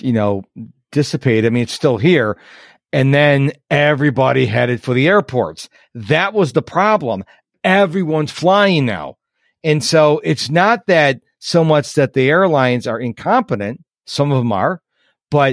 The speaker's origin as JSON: {"language": "English", "town": "Rochester", "country": "United States", "tie": "born or raised there", "moved": "yes", "said": "my hometown of Rochester"}